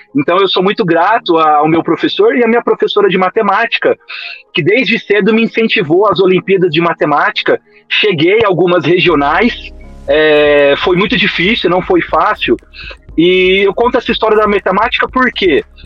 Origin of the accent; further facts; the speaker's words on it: Ribeirão Preto, São Paulo, Brazil; Eu estudei no Fábio Barreto e no Otoni Almota e Guimarães Júnior. São três escolas que tem aqui no centro de Ribeirão Preto. Eu morava na periferia É um bairro chamado Simeone.